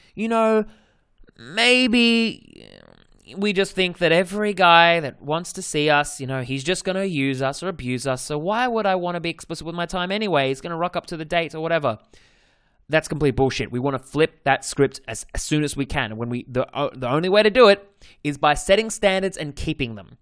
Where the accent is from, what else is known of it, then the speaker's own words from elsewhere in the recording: Australia; accent: Australian; my Australian accent